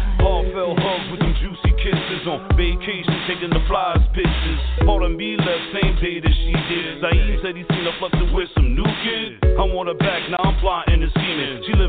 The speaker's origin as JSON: {"language": "English", "town": "Staten Island", "region": "New York", "country": "United States", "said": "I'm from Stapleton, Staten Island."}